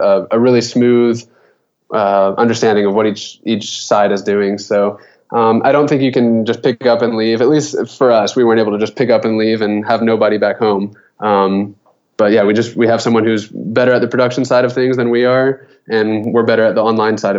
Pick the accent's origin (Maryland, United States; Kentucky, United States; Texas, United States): Kentucky, United States; moved away; I'm from Kentucky originally